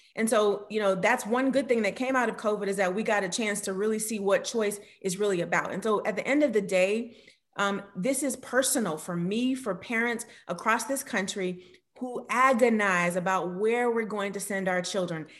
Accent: Miami, Florida, United States; growing up in Miami

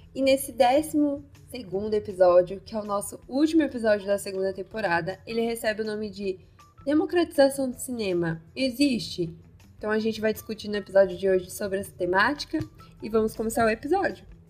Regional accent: São Paulo, Brazil; nós duas somos de São Paulo

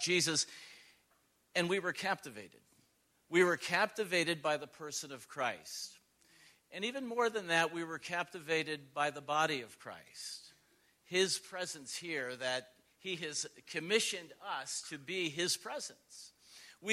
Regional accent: Buffalo, New York, United States; moved away; We're original Western New Yorkers. We're from Buffalo

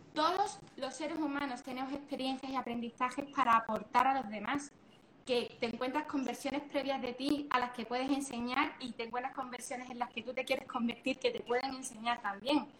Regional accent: Andalusia, Spain; somos andaluces también

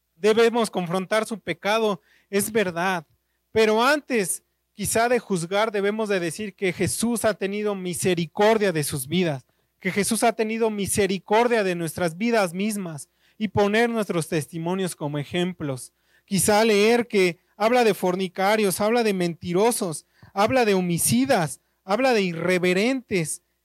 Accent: Naucalpan, State of Mexico, Mexico; soy de Naucalpan

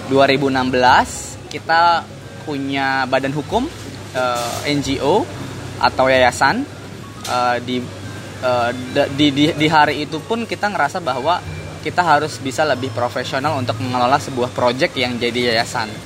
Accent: Serang, Banten, Indonesia; karena saya orang Banten lahir di Serang Banten

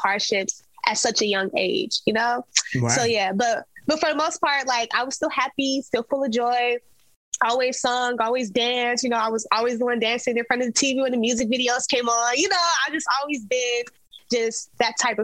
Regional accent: Las Vegas, Nevada, United States; I'm born and raised in Las Vegas

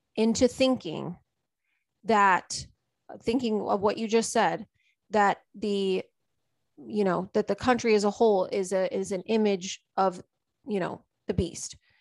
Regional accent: United States; I live here and I'm American.

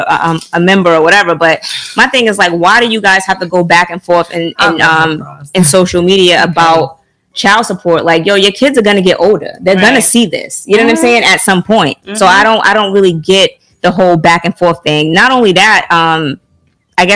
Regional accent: the South, United States; I'm from the South

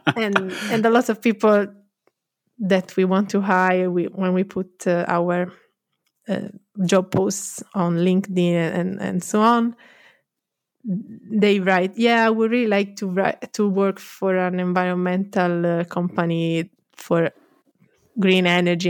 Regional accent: Florence, Tuscany, Italy; also born or lived in London; I'm from Florence.

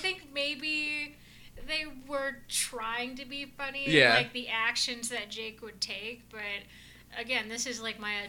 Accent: Tallahassee, Florida, United States; moved away as an adult; now in Kansas City, United States; I grew up in Florida.

